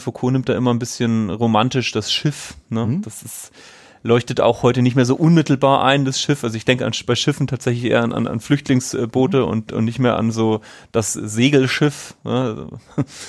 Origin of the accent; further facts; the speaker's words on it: Bavaria, Germany; ich komme aus Bayern